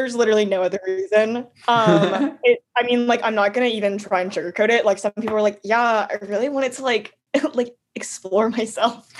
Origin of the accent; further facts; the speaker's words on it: St. Petersburg, Florida, United States; I'm from St. Pete, Florida.